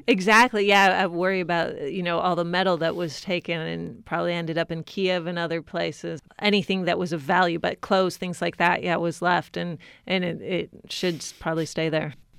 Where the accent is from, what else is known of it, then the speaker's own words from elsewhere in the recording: California, United States; moved away as an adult; also born or lived in Latvia; Growing up in California